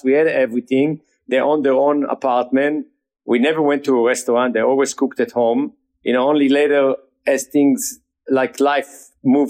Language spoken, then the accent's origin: English; Jerusalem, Jerusalem District, Israel; moved away as an adult; now in United States; We grew up in Jerusalem.